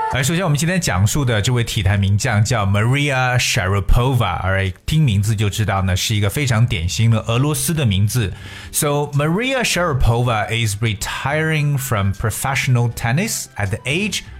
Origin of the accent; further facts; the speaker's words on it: China; 作为中国人来说，首先想到的一定是我们的李娜。